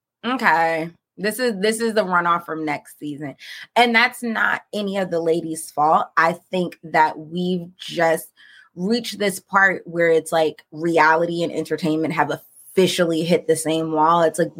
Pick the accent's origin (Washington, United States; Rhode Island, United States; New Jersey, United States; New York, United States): New Jersey, United States; Paterson; Dolores was like, you know where I'm from. I'm from Patterson, right?